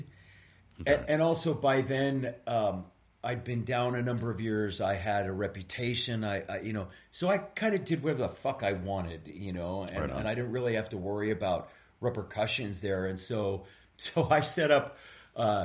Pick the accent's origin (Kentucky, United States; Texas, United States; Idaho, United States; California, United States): California, United States; East Bay; I grew up in the East Bay